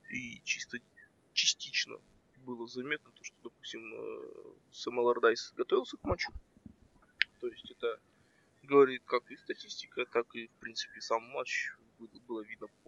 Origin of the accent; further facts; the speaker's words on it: Karaganda, Karaganda Region, Kazakhstan; я из Казахстана, с, с города Герой Караганда.